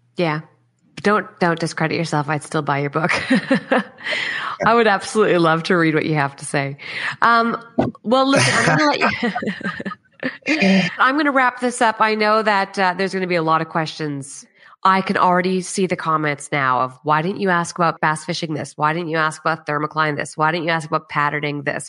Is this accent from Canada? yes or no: yes; Canada; now in Australia; I'm obviously Canadian and we were just back in Canada December, January.